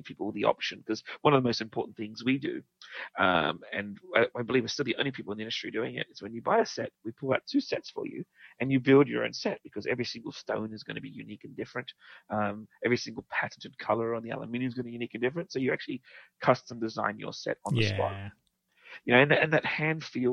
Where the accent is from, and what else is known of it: Australia